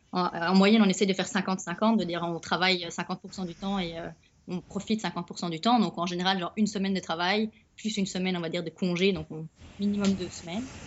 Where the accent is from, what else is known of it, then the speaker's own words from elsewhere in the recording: Belgium; moved away; je suis belge.